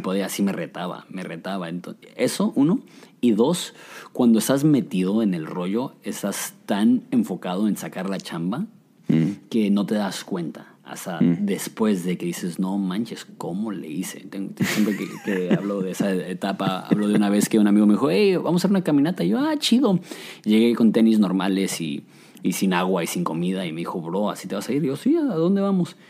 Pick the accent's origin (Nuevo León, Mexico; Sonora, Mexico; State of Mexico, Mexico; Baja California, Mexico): Baja California, Mexico; Ensenada; also born or lived in Mexico City / Querétaro; cuando yo tenía un año llegamos a Querétaro y cuando teníamos ocho llegamos a el bello puerto de Ensenada, alias el paraíso.